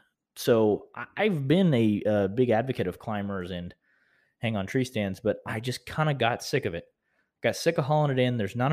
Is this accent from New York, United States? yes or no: no; Vinita, Oklahoma, United States; his brother Cooper, who I grew up knowing in Vinita, Oklahoma, where I'm from